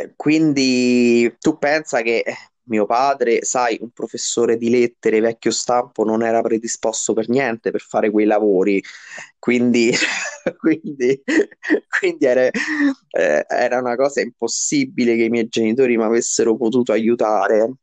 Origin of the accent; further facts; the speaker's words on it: Rome, Lazio, Italy; moved away as an adult; now in Caprarola, Italy; ho vissuto tutta la mia adolescenza mh, nel quartiere Monte Mario di Roma